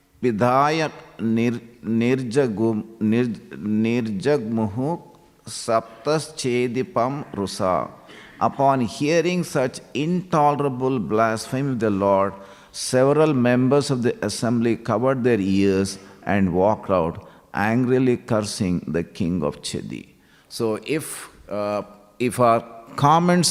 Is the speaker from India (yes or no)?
yes; Hyderabad, Telangana, India; moved away as an adult; now in Melbourne, Australia; I grew up in Hyderabad